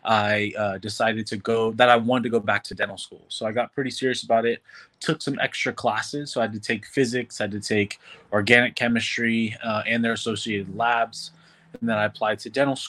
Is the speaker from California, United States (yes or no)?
yes; San Francisco, California, United States; also born or lived in Oakland; now in Los Angeles, United States; I'm originally from the San Francisco Bay Area, born and raised in San Francisco. Then I moved to the East Bay, went to high school in Oakland